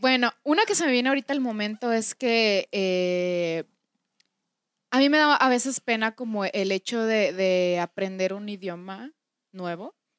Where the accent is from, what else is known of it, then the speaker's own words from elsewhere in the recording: Mexico; first language Spanish; nosotros, que somos mexicanos